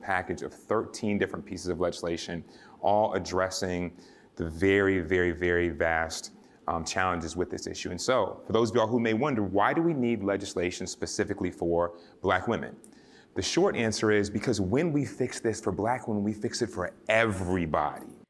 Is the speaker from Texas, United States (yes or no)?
no; Georgia, United States; my home state of Georgia